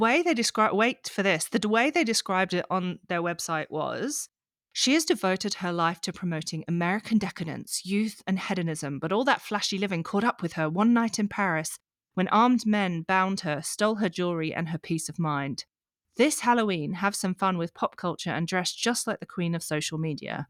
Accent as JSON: {"language": "English", "region": "Yorkshire and the Humber", "country": "United Kingdom", "said": "I'm from Yorkshire"}